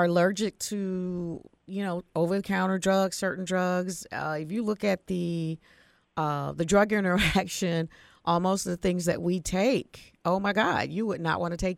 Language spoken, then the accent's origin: English; Florida, United States; we're seafood eaters from Florida